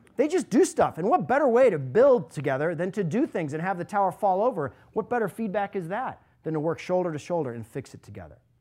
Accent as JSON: {"language": "English", "region": "Alaska", "country": "United States", "tie": "born or raised there", "moved": "as an adult", "lives_now": "Cleveland, United States", "said": "I was growing up in Alaska."}